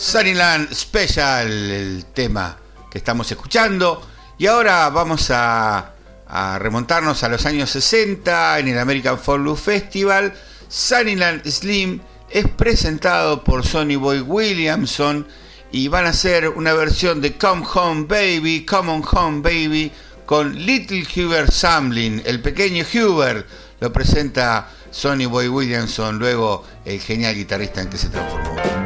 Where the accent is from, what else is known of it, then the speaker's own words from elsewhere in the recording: Argentina; como somos argentinos